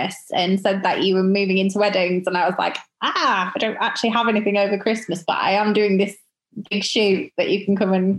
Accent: York, Yorkshire and the Humber, United Kingdom; my hometown of York

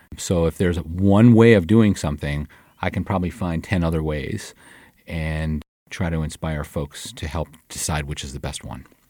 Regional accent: Detroit, Michigan, United States; moved away as an adult; I was born and raised in Detroit, Michigan, a product of the sixties

